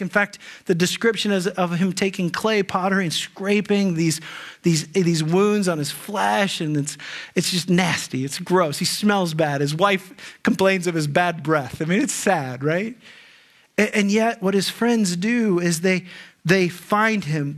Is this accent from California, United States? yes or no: no; Dayton, Ohio, United States; I grew up in the Dayton area